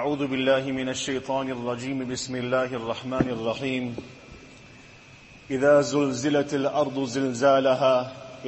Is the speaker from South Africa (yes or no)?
yes; South Africa; us as South African Muslims